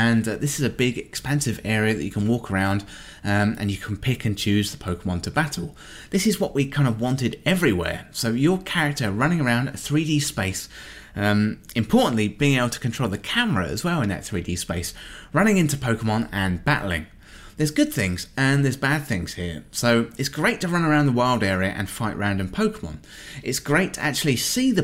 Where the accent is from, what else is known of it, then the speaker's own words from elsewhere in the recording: England, United Kingdom; being English